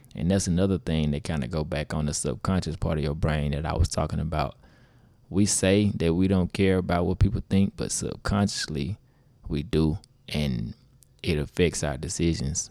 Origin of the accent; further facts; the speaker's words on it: Grenada, Mississippi, United States; from Grenada, Mississippi